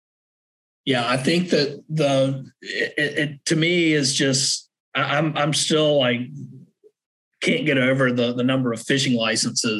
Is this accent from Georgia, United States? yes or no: yes; Savannah, Georgia, United States; also born or lived in Wyoming; now in Charleston, United States; I grew up in Savannah